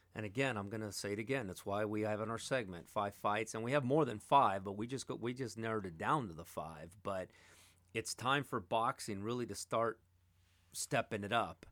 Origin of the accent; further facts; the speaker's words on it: Los Angeles, California, United States; I was born and raised in Atwater, which is right by Glendale